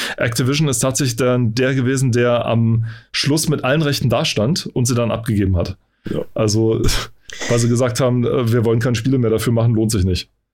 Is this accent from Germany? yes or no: yes; East Germany, Germany; ich bin im Osten aufgewachsen